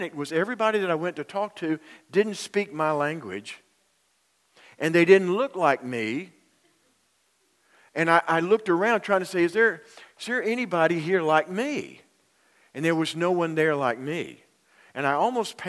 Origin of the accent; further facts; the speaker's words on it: Union, South Carolina, United States; moved away; I'm from Union, South Carolina originally